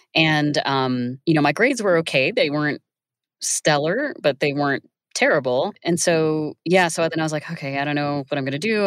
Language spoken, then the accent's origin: English; Iowa, United States; I grew up in Iowa